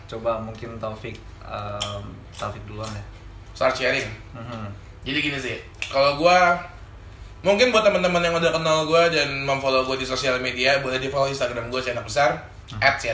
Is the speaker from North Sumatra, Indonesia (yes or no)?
no; Cikarang, West Java, Indonesia; also born or lived in Balikpapan; gue lahir di Balikpapan, tapi gue tumbuh besar di Bekasi, Cikarang, di lingkungan pabrik